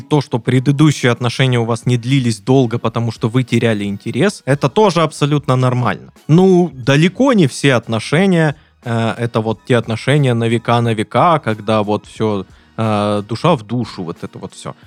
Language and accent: Russian; Krasnodar, Krasnodar Krai, Russia; Мы из Краснодара.